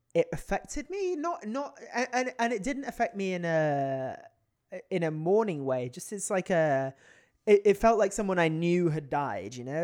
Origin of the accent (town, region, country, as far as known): United Kingdom; now in United States